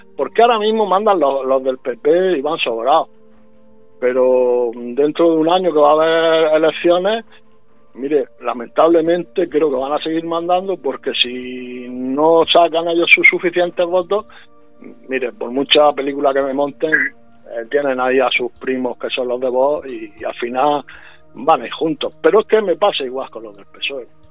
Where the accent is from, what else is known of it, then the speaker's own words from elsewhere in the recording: Puerto Lumbreras, Region of Murcia, Spain; soy de Puerto Lumbrera, eh, soy murciano y soy español